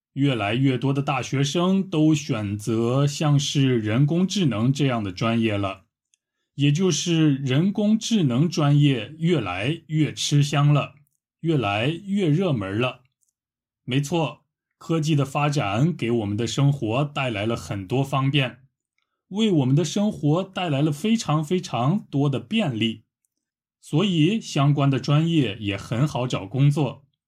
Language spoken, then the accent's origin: Chinese; Shanxi, China; 我家乡的山西过油肉